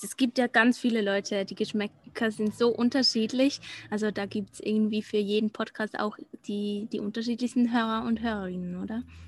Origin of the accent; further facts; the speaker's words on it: Switzerland; accent: Swiss German; first language Swiss German; German is a second language; Deutsch ist nicht meine Muttersprache. Also Schweizerdeutsch ist ja ein bisschen anders